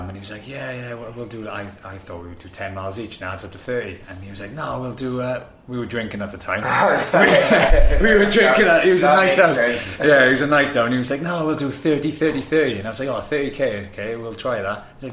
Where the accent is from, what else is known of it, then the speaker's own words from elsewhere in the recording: Swansea, Wales, United Kingdom; now in London, United Kingdom; Back in my hometown, Swansea